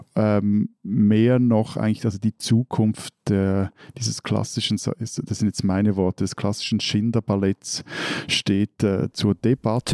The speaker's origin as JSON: {"language": "German", "country": "Switzerland", "said": "bei uns in der Schweiz"}